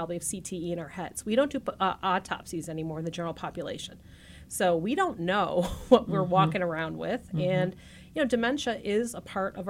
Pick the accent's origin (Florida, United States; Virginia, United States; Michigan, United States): Michigan, United States; Grosse Pointe; I grew up on the east side of Detroit, so I'm a native Detroiter. I'm from Grosse Pointe